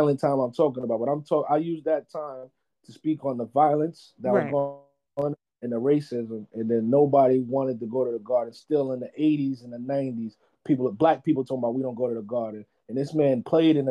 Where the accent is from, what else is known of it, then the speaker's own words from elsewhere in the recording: New York, United States; I'm from New York